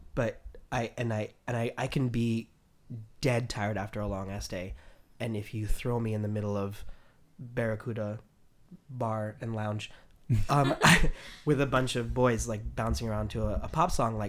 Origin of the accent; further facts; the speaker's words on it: New York City, New York, United States; being a native New Yorker